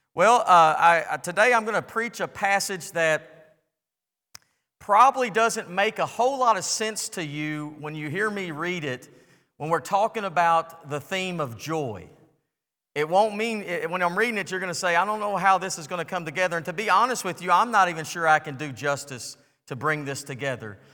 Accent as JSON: {"language": "English", "country": "United States", "tie": "born or raised there", "said": "I'm grateful to be born in the United States of America"}